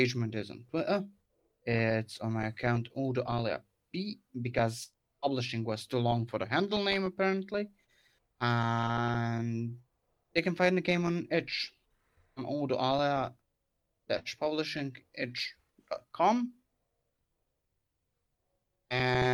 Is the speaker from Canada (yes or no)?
no; Croatia; I actually have a little club here in Croatia, in my hometown, which I currently lead